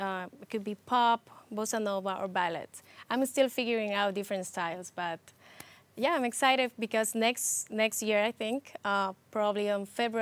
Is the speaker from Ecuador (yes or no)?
yes; Ecuador; now in New York, United States; I come from Ecuador, but since I came here, I've lived in the Bronx, so it's been a lot of years.